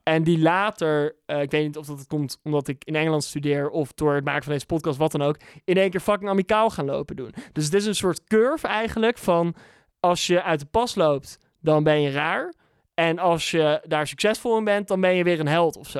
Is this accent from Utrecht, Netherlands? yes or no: yes; Bunnik, Utrecht, Netherlands; moved away; also born or lived in England / Amsterdam; Dus ik kwam als dorpse jongen uit Bunnik nog met aardappelen op mijn rug, kwam ik naar Amsterdam